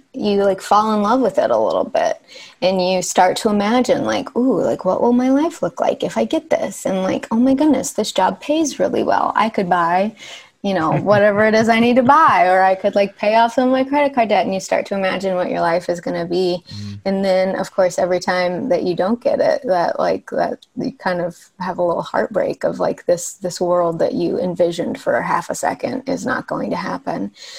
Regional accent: Arkansas, United States; moved away as an adult; now in Los Angeles, United States; I'm from Arkansas. Yeah. Okay. So I moved to LA when I went to USC for college.

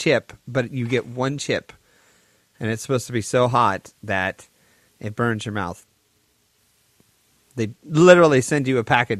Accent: Washington, United States; I am from Washington

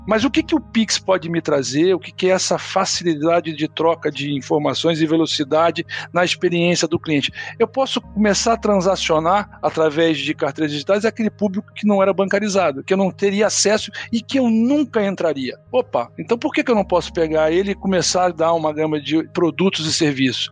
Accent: Rio de Janeiro, Brazil; Minha origem, é eu sou do Rio de Janeiro

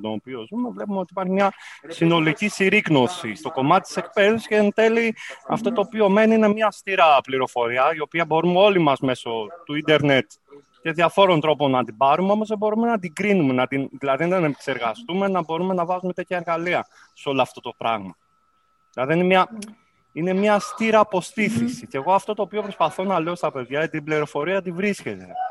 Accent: Kavala, Eastern Macedonia and Thrace, Greece; moved away as an adult; also born or lived in Corfu; Εγώ γεννήθηκα στην Καβάλα, στην πόλη τη Καβάλα, στη τέλη του τη δεκαετία του 80. Από πολύ μικρή ηλικία άρχισα να ασχολούμαι με την τέχνη τη μουσική. Ξεκίνησα τις, τις μουσικές μου σπουδές από το Δημοτικό Οδείο της Καβάλα από την ηλικία των 6 χρόνων

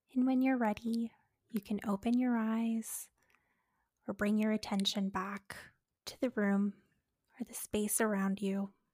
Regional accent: Canada; as Canadians

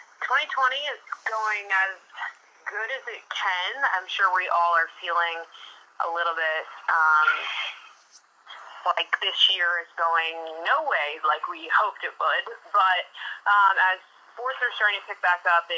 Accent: Boston, Massachusetts, United States; I grew up in Boston

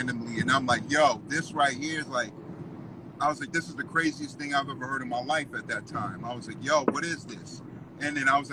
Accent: Los Angeles, California, United States; also born or lived in Orange County, California; I'm from Southern California, I'm from LA, but there was a time I lived in OC

